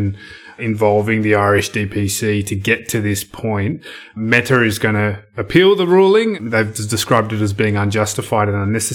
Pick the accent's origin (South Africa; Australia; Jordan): Australia; as an Australian citizen